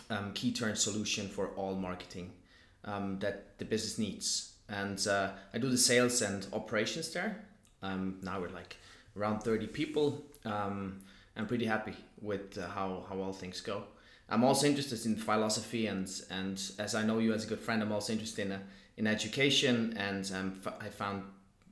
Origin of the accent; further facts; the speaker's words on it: Zurich, Switzerland; Born and raised in Zurich